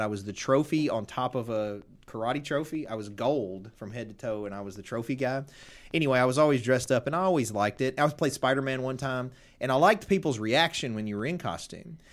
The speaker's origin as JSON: {"language": "English", "area": "Tipton County", "region": "Tennessee", "country": "United States", "tie": "born or raised there", "said": "I'm from Tipton County."}